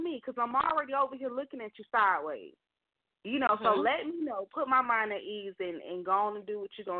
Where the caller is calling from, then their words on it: Alabama, United States; Hello, this is … calling from Alabama.